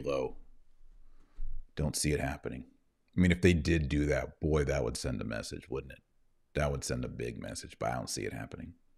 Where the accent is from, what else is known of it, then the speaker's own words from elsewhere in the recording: United States; me as an American